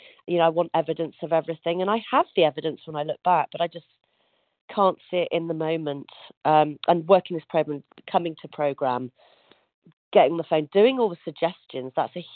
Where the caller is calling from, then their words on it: Yorkshire and the Humber, United Kingdom; From North Yorkshire in the UK.